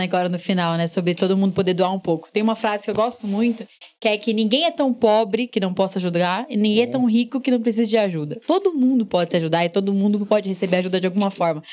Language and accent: Portuguese; Guarulhos, São Paulo, Brazil; Eu nasci em São Paulo, mas sempre morei em Guarulhos.